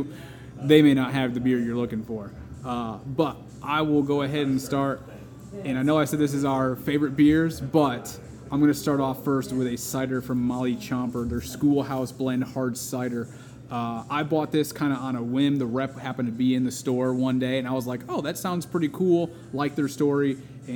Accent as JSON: {"language": "English", "region": "Connecticut", "country": "United States", "tie": "born or raised there", "said": "growing up in Connecticut"}